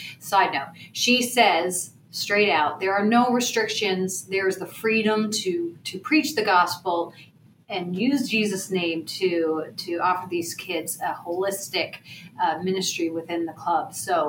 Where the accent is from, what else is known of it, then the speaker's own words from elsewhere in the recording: Canada; Canada! I'm from Canada! I'm Canadian!